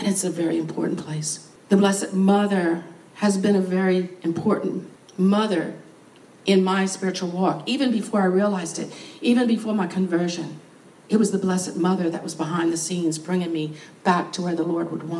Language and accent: English; New Orleans, Louisiana, United States; I was born in New Orleans.